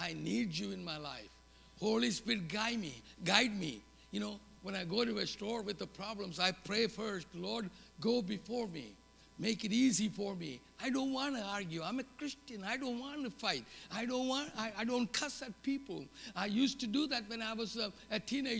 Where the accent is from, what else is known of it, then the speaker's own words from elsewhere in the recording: South India, India; English is a second language; moved away as an adult; now in United States; I lived in the southern tip of India. I learned English from sixth grade on.